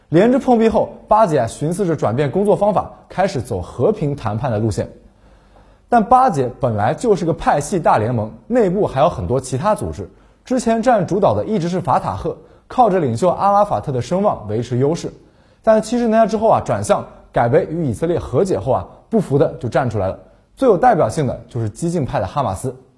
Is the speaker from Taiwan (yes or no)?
no; China; 作为中国人